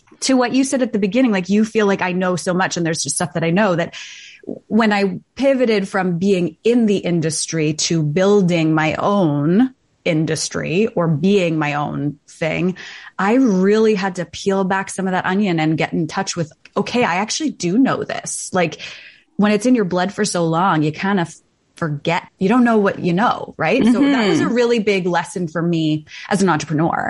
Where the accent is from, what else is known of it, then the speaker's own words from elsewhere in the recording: Toronto, Ontario, Canada; moved away as an adult; now in East Coast, Canada; I grew up in Toronto. I was born in Toronto, raised in Toronto, went to U of T